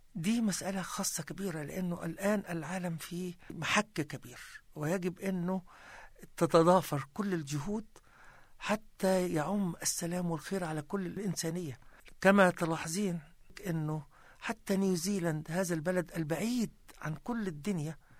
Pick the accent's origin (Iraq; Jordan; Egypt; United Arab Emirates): Egypt; moved away as an adult; now in Christchurch, New Zealand; وعشت في بلدي الأصلي مصر تعلمت فيها